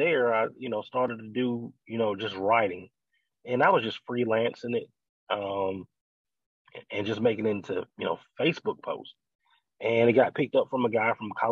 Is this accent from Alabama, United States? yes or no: yes; Birmingham, Alabama, United States; my hometown of Birmingham, Alabama